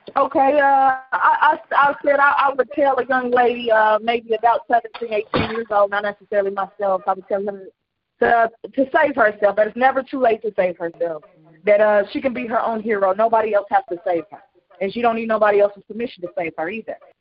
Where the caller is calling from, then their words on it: Cincinnati, Ohio, United States; I'm calling from Cincinnati